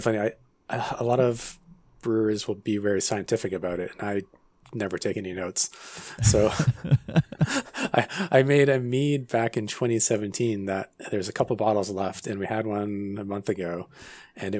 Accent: Vancouver, British Columbia, Canada; Yeah, I'm from Vancouver

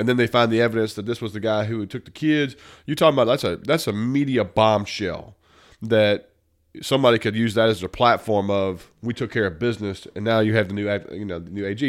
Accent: Mississippi, United States; we grew up in the South

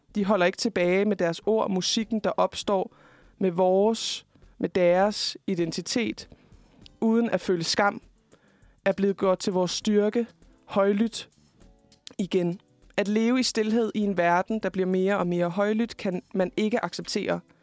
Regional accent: Fredericia, Southern Denmark, Denmark; jeg kommer jo selv fra Fredericia

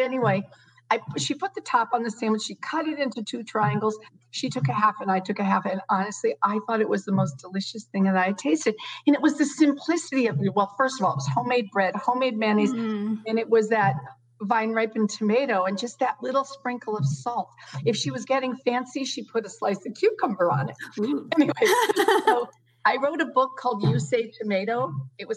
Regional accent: New England, United States; I grew up in New England

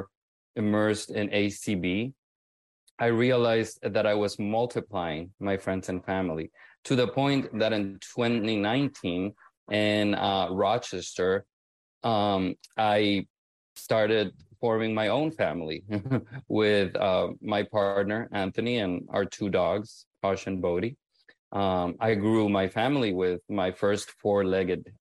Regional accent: Honduras; first language Spanish; English is a second language; moved away as an adult; now in Miami, United States; I need to migrate from my home country because my home country did not offer the proper environment for me to thrive

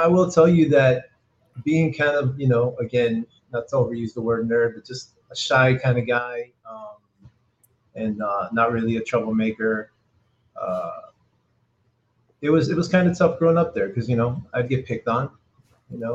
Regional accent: Perth Amboy, New Jersey, United States; also born or lived in Old Bridge, New Jersey; I was born in Perth Amboy, New Jersey. It's an urban city, very Latino urban city, and my parents are both originally from Puerto Rico. my brother, my sister, and I are born and raised here. And I grew up in the 70s in Perth Amboy.

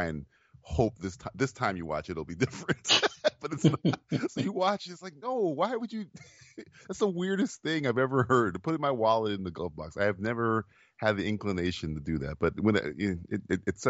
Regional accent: Florida, United States; I'm from Florida

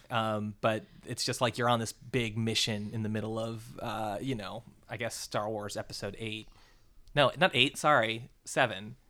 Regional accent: Florida, United States; moved away; I was born in Florida

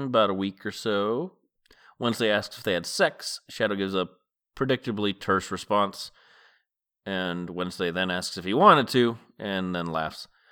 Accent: Massachusetts, United States; moved away as an adult; now in West Coast, United States; I lived in Massachusetts growing up and have lived my adult life on the West Coast

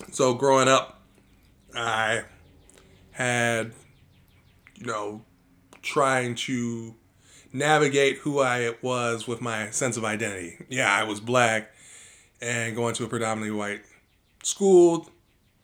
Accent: Aurora, Illinois, United States; moved away as an adult; also born or lived in Elmhurst, Illinois / Addison, Illinois / Carol Stream, Illinois / Bloomington, Illinois; I was born and raised in the state of Illinois.

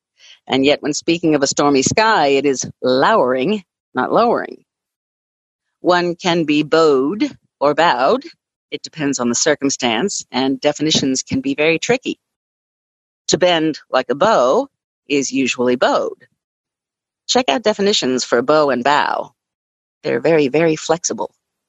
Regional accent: Louisville, Kentucky, United States; I stick to my hometown guns and say Louisville, Kentucky, instead of Louisville. I do not live in Louisville. I live in Louisville.

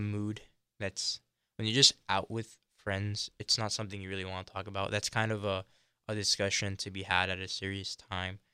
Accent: Miami, Florida, United States; I grew up here in Florida, in South Florida

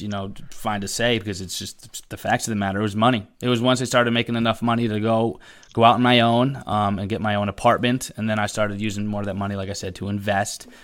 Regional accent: Connecticut, United States; But I live in Connecticut, born and raised in Connecticut.

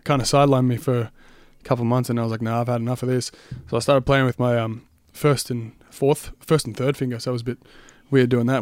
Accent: Tullamarine, Victoria, Australia; now in Sunbury, Australia; grew up in Tallamarine, so about ten minutes away

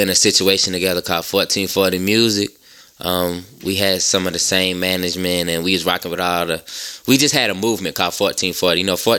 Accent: Savannah, Georgia, United States; now in Atlanta, United States; I'm from Savannah, Georgia, you know what I'm saying? But I reside in ATL.

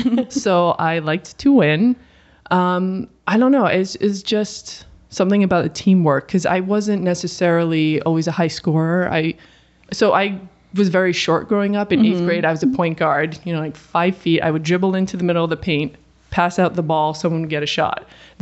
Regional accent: New England, United States; So I grew up in New England, so I was obviously a Celtics fan

